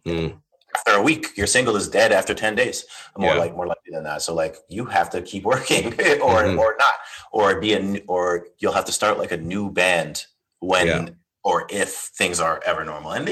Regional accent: Toronto, Ontario, Canada; I'm from Toronto. Like, there's a lot of just scenesters here

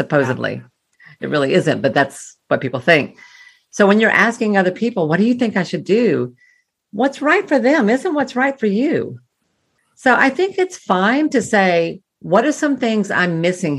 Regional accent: the South, Southern United States, United States; I'm a Southerner

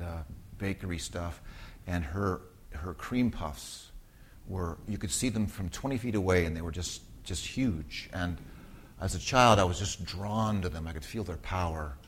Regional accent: Southern California, United States; growing up, I was a Southern California suburban kid

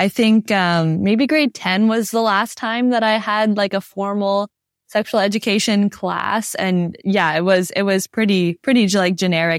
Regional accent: New Brunswick, Canada; Yeah, I was in New Brunswick.

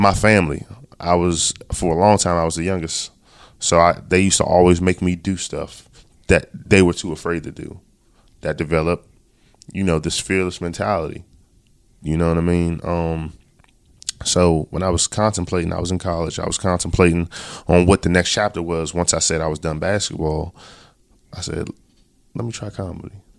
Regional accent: Baltimore, Maryland, United States; we're both from Baltimore.

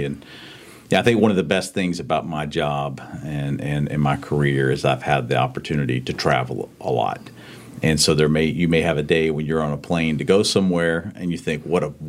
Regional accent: Charlotte, North Carolina, United States; Grew up in Charlotte. My father's from Charlotte, but both sides of family are from North Carolina. We moved around the Charlotte area a bit, but it's home for me.

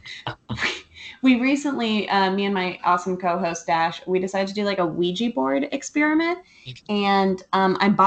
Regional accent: California, United States; I grew up in California.

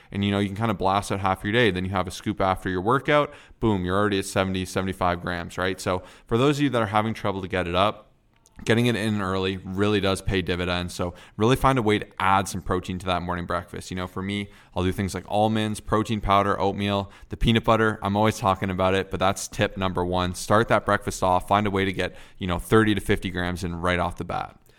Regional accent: Canada; I'm Canadian

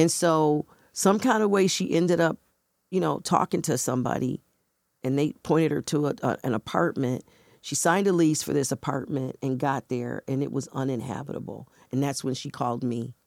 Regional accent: Buffalo, New York, United States; moved away as an adult; now in Rochester, United States; where I was born and raised in Buffalo

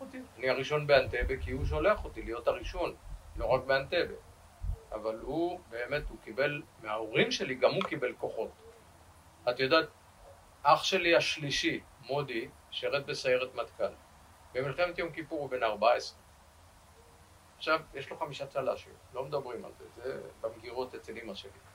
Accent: Rishon LeZion, Central District, Israel; ואני נולדתי בראשון לציון ב-1951

